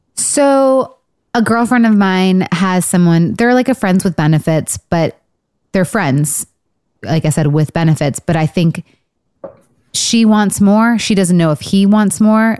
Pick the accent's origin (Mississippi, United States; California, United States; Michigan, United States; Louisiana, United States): Michigan, United States; I'm from Michigan.